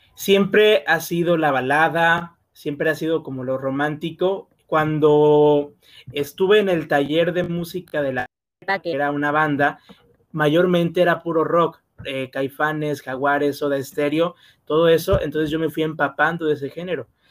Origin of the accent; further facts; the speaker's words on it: Macuspana, Tabasco, Mexico; Soy del estado de Tabasco, del municipio de Macuspana.